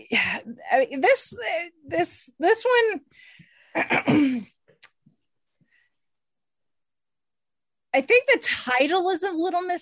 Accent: United States; I'm an American

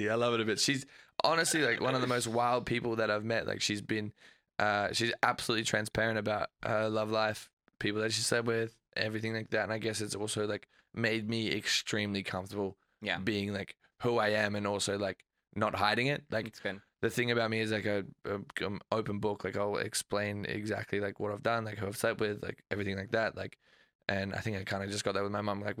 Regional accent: Australia; moved away as an adult; I'm Australian.

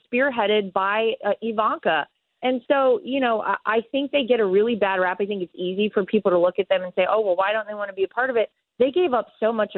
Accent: Wilmington, North Carolina, United States; I'm from Wilmington, North Carolina, Wrightsville Beach specifically

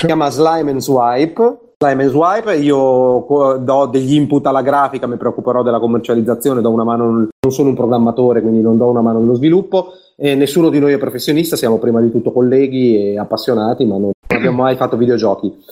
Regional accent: Vignola, Emilia-Romagna, Italy; also born or lived in Bologna; Io sono di Vignola, che è un paesino

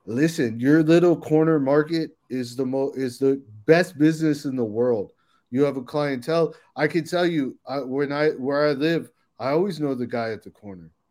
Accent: Silver Spring, Maryland, United States; I grew up in Silver Spring, Maryland.

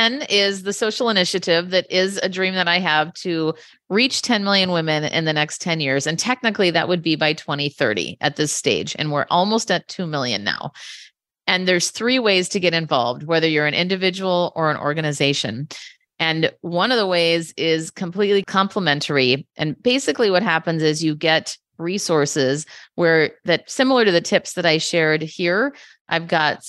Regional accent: Minneapolis, Minnesota, United States; now in San Francisco, United States; I'm originally from Minneapolis, but now I live in San Francisco.

